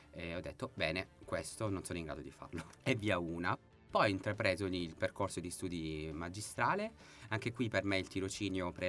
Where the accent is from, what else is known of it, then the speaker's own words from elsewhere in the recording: Reggio Calabria, Calabria, Italy; now in Padua, Italy; Di Reggio Calabria.